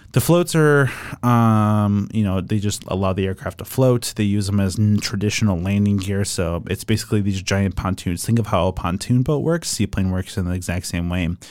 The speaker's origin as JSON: {"language": "English", "town": "Oshkosh", "region": "Wisconsin", "country": "United States", "tie": "born or raised there", "said": "growing up in Oshkosh meant, uh, being around airplanes for most of my younger career"}